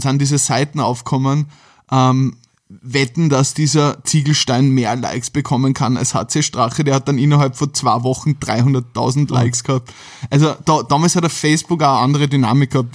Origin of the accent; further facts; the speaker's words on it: Carinthia, Austria; now in Vienna, Austria; ich komme ja eigentlich ursprünglich aus Kärnten